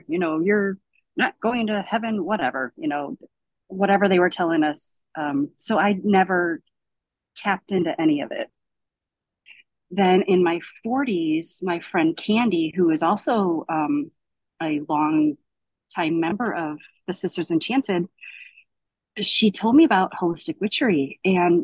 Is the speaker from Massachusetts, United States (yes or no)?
no; Davenport, Iowa, United States; I was born in Davenport, Iowa